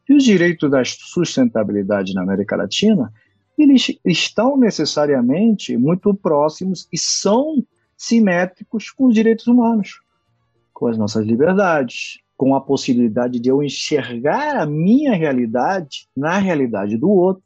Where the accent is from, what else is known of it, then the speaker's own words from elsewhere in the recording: Costa Rica; moved away; also born or lived in Brazil; eu sou costarriquenho